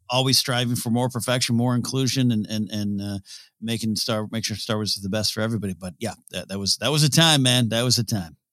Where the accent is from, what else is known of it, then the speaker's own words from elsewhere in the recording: Arroyo Grande, California, United States; my hometown of Rio Grande, California, Pismo Beach area